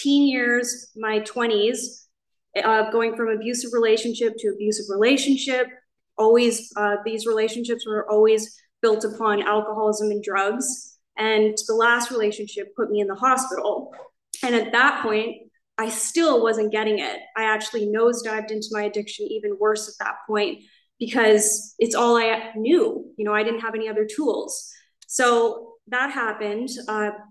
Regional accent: Canada; moved away as an adult; now in Laguna Niguel, United States; I'm from Canada. I moved here, I think 17 months ago

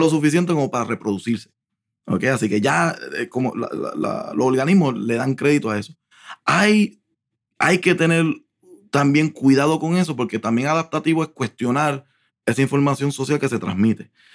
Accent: Puerto Rico; moved away as an adult; also born or lived in New York

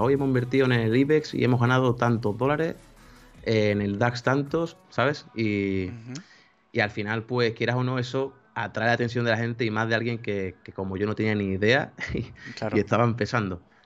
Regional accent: Seville, Andalusia, Spain; Yo soy de España, Sevilla

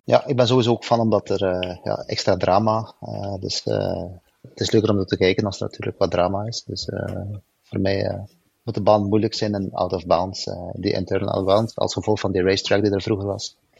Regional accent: Belgium; ik ben Belg

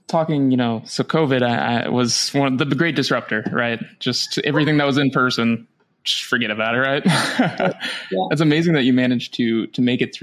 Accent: Rust Belt, United States; I come from the Rust Belt, where there's a little bit less opportunity

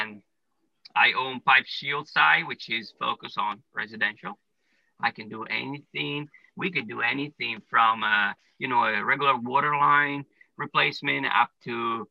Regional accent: Italy; moved away as an adult; now in United States; I was born and raised in Italy.

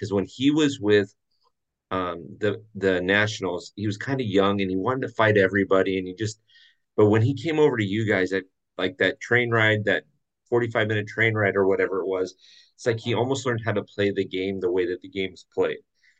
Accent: Philadelphia, Pennsylvania, United States; And if you're going to quote me … I'm from Philadelphia.

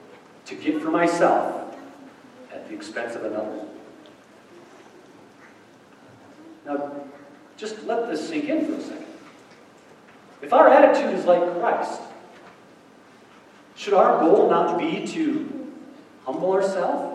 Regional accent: United States

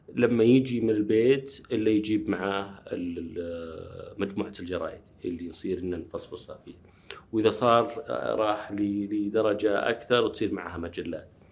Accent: Riyadh, Riyadh Province, Saudi Arabia; also born or lived in Nashville, United States / Wisconsin, United States; ولدت في الرياض في مستشفى الملك عبد العزيز

